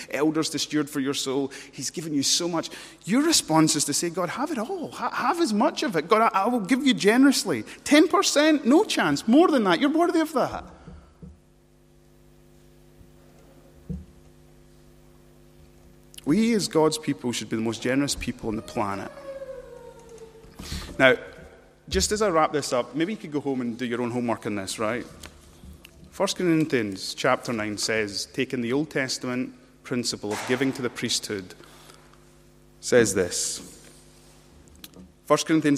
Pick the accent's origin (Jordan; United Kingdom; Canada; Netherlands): United Kingdom; we're British